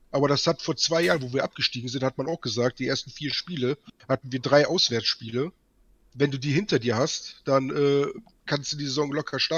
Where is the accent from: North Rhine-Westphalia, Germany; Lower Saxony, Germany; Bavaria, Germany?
North Rhine-Westphalia, Germany; Cologne; Für mich als Kölner sage ich natürlich, Düsseldorf ist auch sofort weg, das ist ganz klar